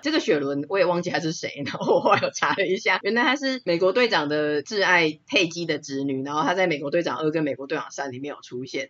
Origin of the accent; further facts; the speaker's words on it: Taiwan; 我觉得应该算是我们台湾人很幸福啦